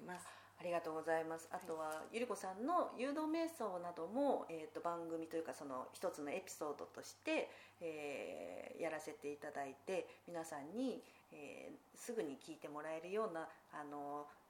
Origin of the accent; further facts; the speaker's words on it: Fukushima, Japan; moved away; 私が田舎がその福島の出身